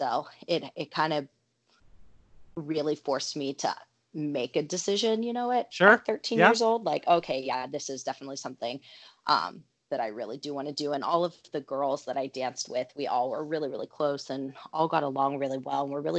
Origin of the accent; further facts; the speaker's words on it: Pittsburgh, Pennsylvania, United States; Pittsburgh, other side of state.